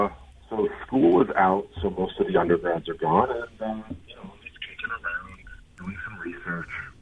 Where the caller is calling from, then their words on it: Cambridge, Massachusetts, United States; Boston. Cambridge, right by MIT.